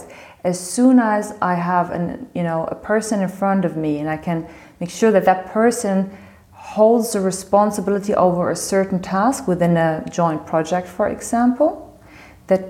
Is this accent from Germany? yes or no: yes; Germany; also born or lived in Tel Aviv, Israel; I'm from Moroccan descent. I was born and raised in Germany.